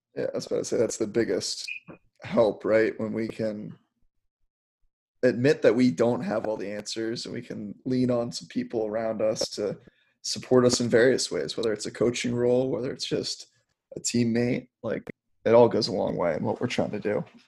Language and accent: English; Maryland, United States; growing up in Maryland